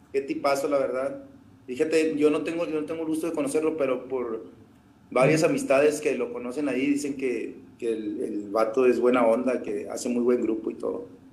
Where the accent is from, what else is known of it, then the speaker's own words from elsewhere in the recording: Colonia Francisco Villa, Nuevo León, Mexico; acá de la colonia de la Francisco Villa, de donde soy yo